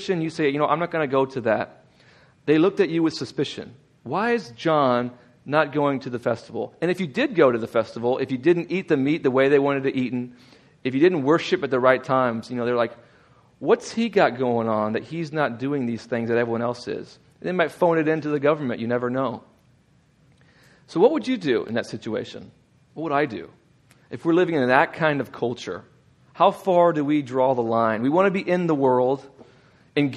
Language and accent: English; Texas, United States; now in Indiana, United States; I'm from Texas